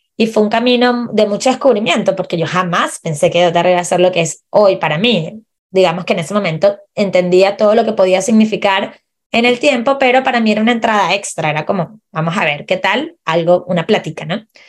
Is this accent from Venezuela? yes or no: yes; Venezuela; moved away as an adult; also born or lived in Chile; now in Puerto Varas, Chile; yo soy chilena venezolana. Migré a Chile hace siete años